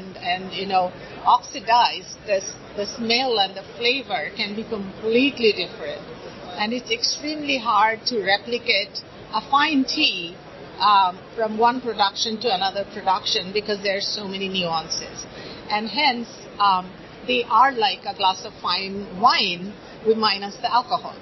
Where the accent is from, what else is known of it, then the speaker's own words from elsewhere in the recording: India; moved away; I come from a tea drinking family growing up in India